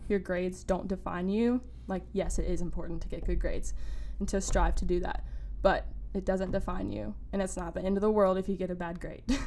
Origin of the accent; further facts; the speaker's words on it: Wilmington, North Carolina, United States; I am a rising senior at UNCW and I am from Wilmington.